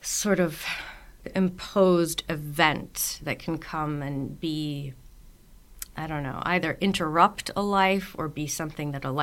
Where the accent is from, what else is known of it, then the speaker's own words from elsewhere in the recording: the Northeast of the U.S., United States; I grew up in the Northeast of the U.S. where all winter there's just tons of snow.